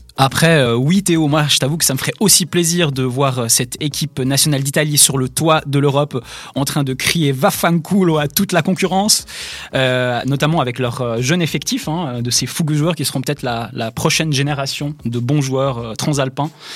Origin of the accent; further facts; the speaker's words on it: Switzerland; chez nous, en Suisse